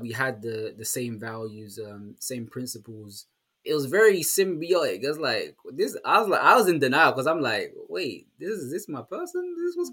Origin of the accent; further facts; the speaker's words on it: London, United Kingdom; I'm actually from London